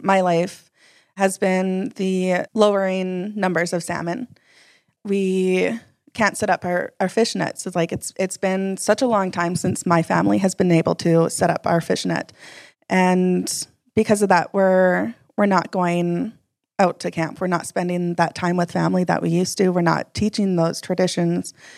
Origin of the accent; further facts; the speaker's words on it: Atlin, British Columbia, Canada; also born or lived in Yukon; I grew up Taku River Clinkett First Nation from Atlin, B C